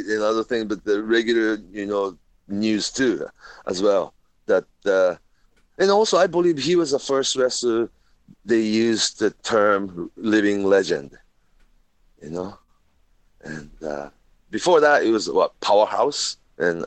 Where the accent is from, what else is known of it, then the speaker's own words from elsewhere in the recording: Tokyo, Japan; also born or lived in Minnesota; I'm from Tokyo, Japan